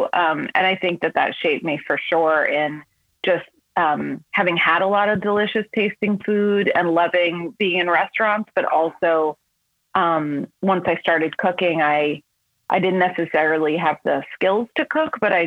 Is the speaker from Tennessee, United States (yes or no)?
no; New York, United States; also born or lived in Los Angeles, California; I was born in Los Angeles. And then my parents moved back and forth from New York to Los Angeles, like always for work a couple of times before I was 8. And when I was 8 years old, we moved back to New York, like for good.